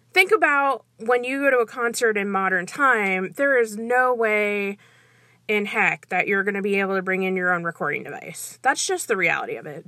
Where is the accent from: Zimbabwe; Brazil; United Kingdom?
Brazil; moved away; I'm originally from Brazil